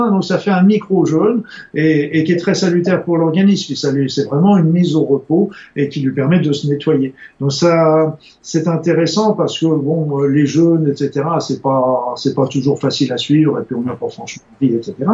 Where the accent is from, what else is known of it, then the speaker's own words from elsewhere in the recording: Spain; Tant en tant qu'Espagnol, c'est encore plus tard.